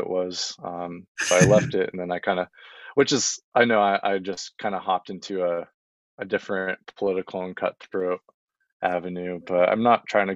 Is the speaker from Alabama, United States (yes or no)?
no; Wyoming, United States; now in Los Angeles, United States; I'm from Wyoming